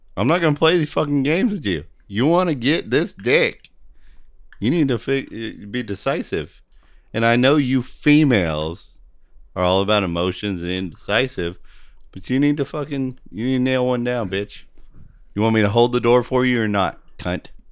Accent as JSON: {"language": "English", "country": "United States", "said": "I'm an American"}